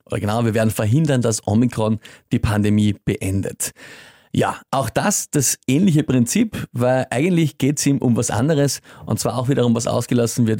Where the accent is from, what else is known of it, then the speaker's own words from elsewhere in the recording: Austria; als Österreicher